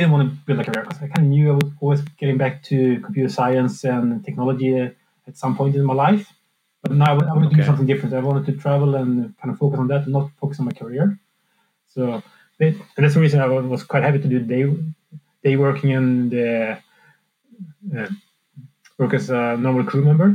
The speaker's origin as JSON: {"language": "English", "country": "Sweden", "moved": "as an adult", "said": "I'm from Sweden, so it's kind of halfway back home"}